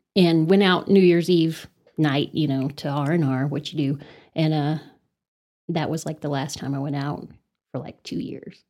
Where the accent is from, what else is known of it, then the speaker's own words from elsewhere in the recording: Amarillo, Texas, United States; also born or lived in Los Angeles, United States; I was born and raised in Amarillo, actually right outside of Amarillo in Rolling Hills